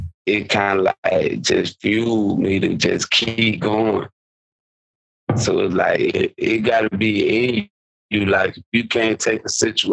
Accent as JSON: {"language": "English", "town": "Quincy", "region": "Florida", "country": "United States", "tie": "born or raised there", "said": "I'm a Florida boy, but I'm from North Florida."}